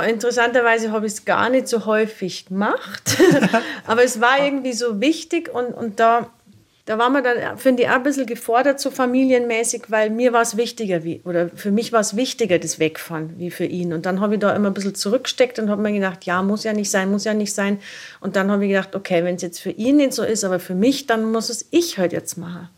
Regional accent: rural area near Erding, Bavaria, Germany; Geboren bin ich im Nachbarort, also das ist lustig, das sind wirklich zu Fuß nur fünf Minuten von hier bin da sehr ländlich aufgewachsen

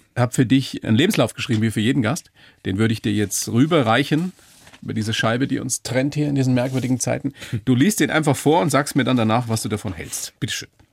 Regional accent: Weiden, Bavaria, Germany; ich bin aus Weiden

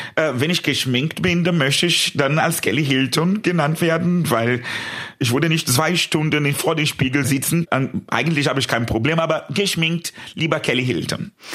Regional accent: São Paulo, Brazil; German is a second language; moved away as an adult; in meiner Heimat in Brasilien, ich war noch sehr jung, das war das erste Mal, dass ich äh, in einem schwulen Club war in São Paulo, mein Heimatstadt

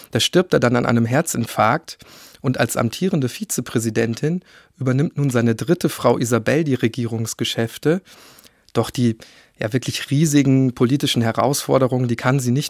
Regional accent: Germany; bei uns in Deutschland zumindest

